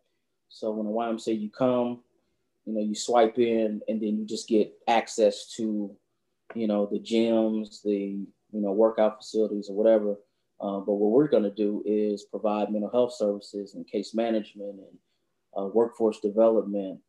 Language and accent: English; Indianapolis, Indiana, United States; I grew up on Post Road, on 42nd and Post